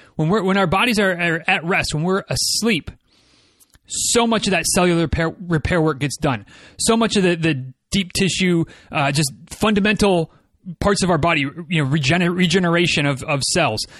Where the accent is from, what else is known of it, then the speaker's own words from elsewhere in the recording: Midwest, United States; I'm from the Midwest